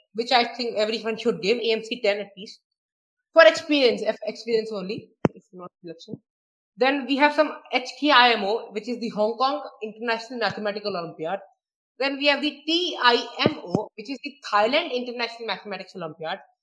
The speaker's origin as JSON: {"language": "English", "town": "Prayagraj", "region": "Uttar Pradesh", "country": "India", "said": "I'm from Allahabad, or uh, okay. now named Prayagraj"}